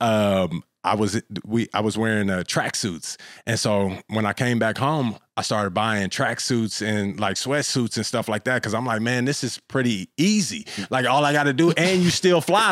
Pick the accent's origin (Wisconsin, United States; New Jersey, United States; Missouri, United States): Missouri, United States; Kansas City; also born or lived in Florida; now in Los Angeles, United States; I'm from Kansas City, Missouri